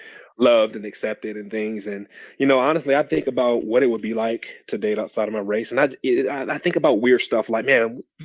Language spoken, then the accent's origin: English; Detroit, Michigan, United States; I grew up in Detroit